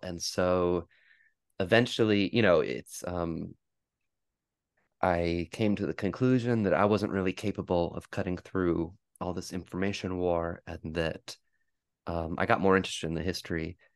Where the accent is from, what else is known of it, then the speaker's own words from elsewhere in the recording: New Jersey, United States; moved away as an adult; also born or lived in New Paltz, New York; now in New York, United States; I was born and raised in New Jersey